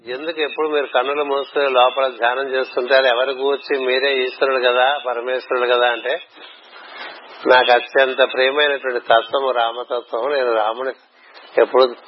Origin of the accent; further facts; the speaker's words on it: Visakhapatnam, Andhra Pradesh, India; మా ఊరంటే విశాఖపట్నం